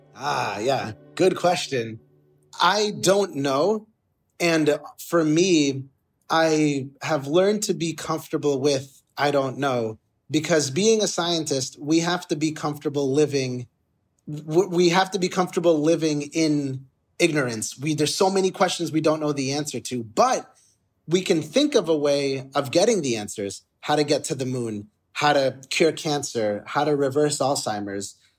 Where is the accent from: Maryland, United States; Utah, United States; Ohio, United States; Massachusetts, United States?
Massachusetts, United States; Boston; I was born in Boston